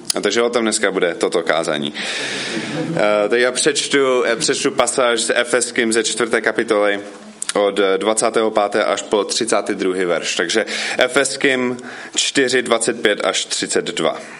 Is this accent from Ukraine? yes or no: no; United States; Czech is a second language; moved away as an adult; now in Frenštát pod Radhoštěm, Czech Republic; já jsem původně ze Spojených států, ale už tady bydlím od 2004